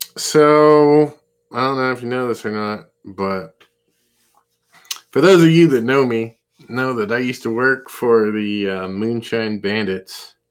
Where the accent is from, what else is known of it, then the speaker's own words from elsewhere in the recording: Turtle Rock, California, United States; now in Bristol, United States; my hometown rock band from Turtle Rock, California